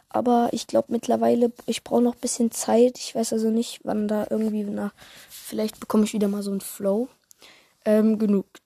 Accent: Switzerland; Äh, ja, okay, ich komme aus der Schweiz, deswegen vielleicht ist das ein bisschen anders.

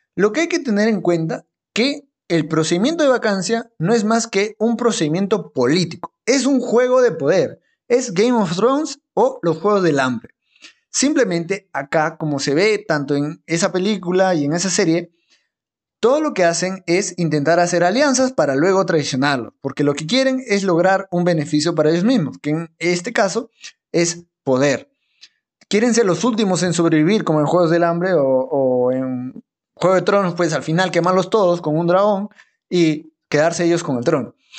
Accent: La Oroya, Junín, Peru; Mi tierra, yo nací en Loroya, ahí a 3.800 metros sobre el nivel del mar

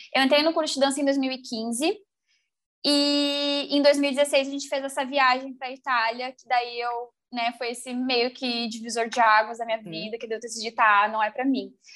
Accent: Rio Grande do Sul, Brazil; also born or lived in Porto Alegre; eu sou aqui do Rio Grande do Sul

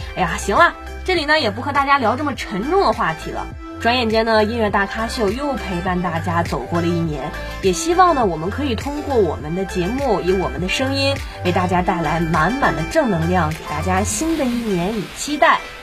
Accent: Hebei, China; 我记得作为一个河北人

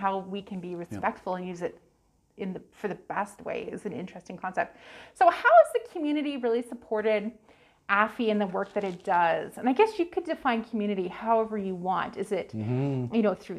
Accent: West Coast, Canada; now in Brandon, Canada; I'm from the West Coast, so I understand mountains and oceans

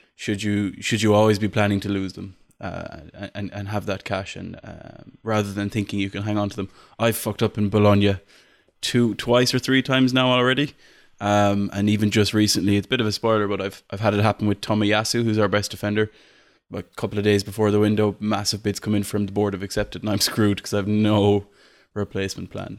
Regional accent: Ireland; I'm Irish.

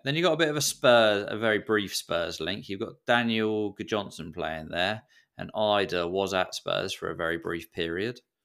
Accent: Portsmouth, South East England, United Kingdom; now in Sweden; I grew up in Portsmouth, which is not particularly close to Tottenham Stadium

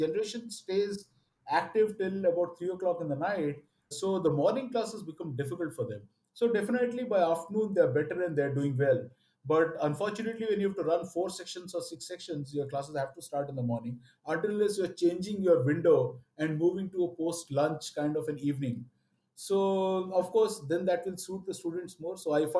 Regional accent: Odisha, India; first language Oriya; English is a second language; Of course, I speak well Bengali and all of that. Oriya is my mother tongue.

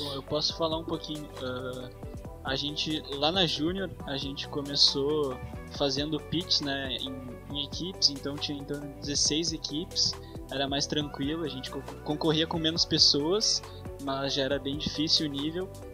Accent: Porto Alegre, Rio Grande do Sul, Brazil; sou de Porto Alegre aqui, estou estudando no Colégio Monteiro Lobato

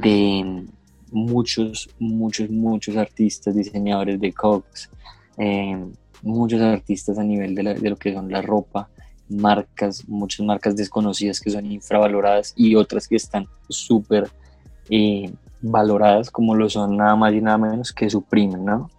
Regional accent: Bogotá, Colombia; nosotros somos de Bogotá

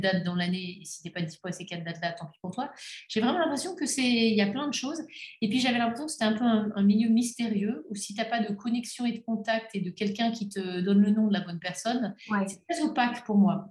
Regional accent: Belgium; je suis belge

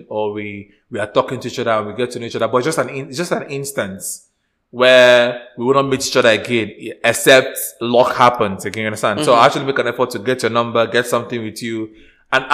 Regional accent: Nigeria; moved away; I am still Nigerian deep down

